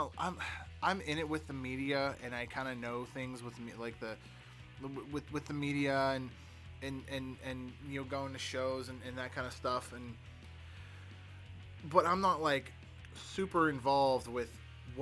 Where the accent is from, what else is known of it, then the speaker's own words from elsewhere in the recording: Pittsburgh, Pennsylvania, United States; I'm from Pittsburgh